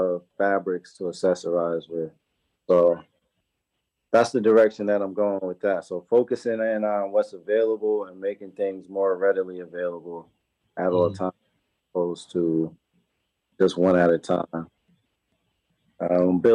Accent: New Haven, Connecticut, United States; I grew up here in New Haven

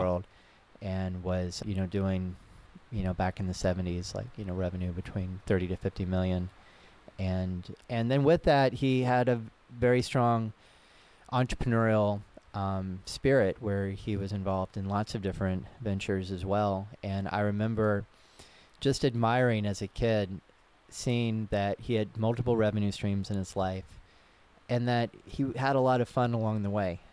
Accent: Knoxville, Tennessee, United States; moved away as an adult; also born or lived in San Francisco; Knoxville, Tennessee, my hometown

